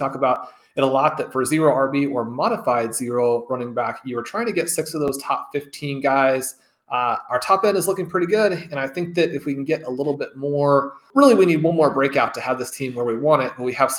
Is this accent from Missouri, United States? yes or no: yes; Kansas City, Missouri, United States; obviously growing up in Kansas City, a huge Chiefs fan.